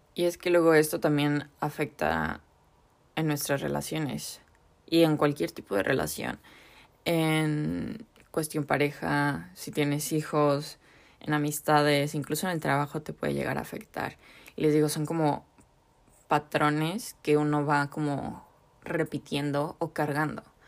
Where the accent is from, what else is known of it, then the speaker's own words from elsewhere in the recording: Mexico; en la cultura mexicana o bueno latinoamericana, como que la familia es algo súper importante y súper grande para nosotros